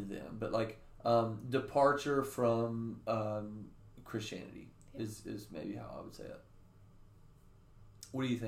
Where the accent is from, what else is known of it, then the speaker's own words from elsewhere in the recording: the Bible Belt in the South, United States; I grew up in the Bible Belt in the mm-hmm. South